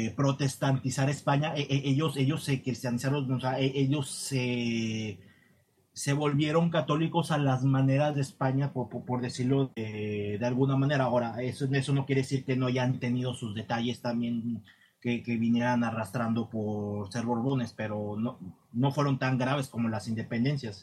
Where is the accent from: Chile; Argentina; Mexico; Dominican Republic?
Mexico; Nuevo Santander, Tamaulipas; técnicamente yo no soy del Reino de México porque de, donde empieza mm, mi provincia, deja de ser el Reino de México de ahí hacia el norte, que, ya venía a ser los, las, las provincias internas de, Oriente, eh, particularmente Nueva Santander